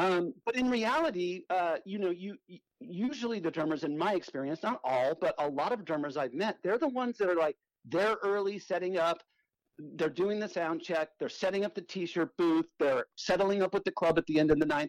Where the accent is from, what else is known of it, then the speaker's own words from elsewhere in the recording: South Bay, Southern California, United States; I grew up in Southern California uh, in an area called the South Bay, which is you know Redondo Beach, Manhattan Beach, Hermosa Beach